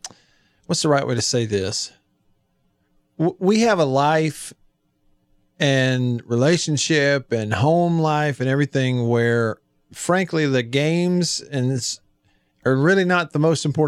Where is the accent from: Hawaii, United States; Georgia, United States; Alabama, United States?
Alabama, United States; moved away as an adult; now in Mississippi, United States; Well, I grew up in Alabama, played high school in Alabama.